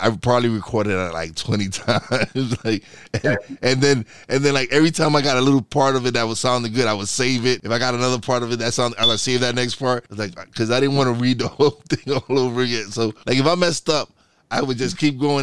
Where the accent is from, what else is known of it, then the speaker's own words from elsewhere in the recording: New York City, New York, United States; first language Spanish; English is a second language; I was born in Brooklyn. My mom is from Puerto Rico. Yes, at home we spoke Spanish, but when I was out with my friends, I spoke English.